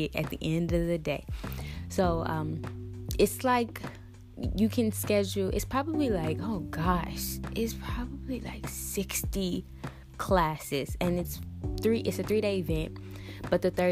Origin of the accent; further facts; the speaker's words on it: St. Louis, Missouri, United States; St. Louis, which happens to be my hometown